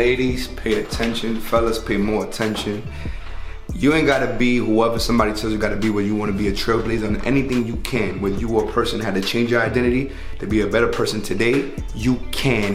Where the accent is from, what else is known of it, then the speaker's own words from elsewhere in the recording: New York City, New York, United States; I'm a kid from the Bronx, New York